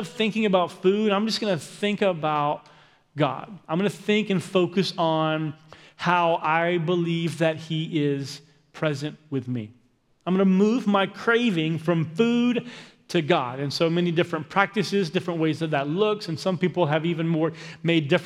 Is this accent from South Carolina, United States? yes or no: yes; Aiken, South Carolina, United States; moved away; where I lived growing up in Aiken, South Carolina.